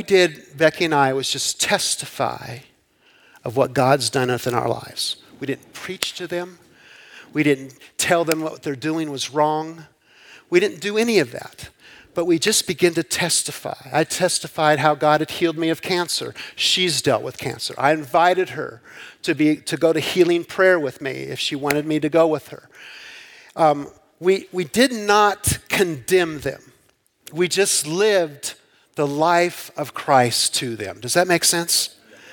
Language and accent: English; Southern California, United States; I grew up in Southern California